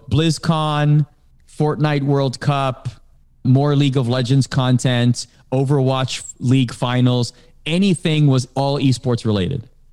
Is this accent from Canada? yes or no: yes; Canada; growing up in Canada, I watched the, uh, Canadian version of Sports Center